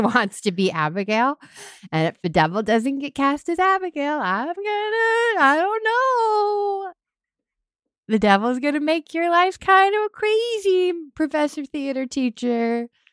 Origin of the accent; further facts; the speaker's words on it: Hingham, Massachusetts, United States; I grew up in Massachusetts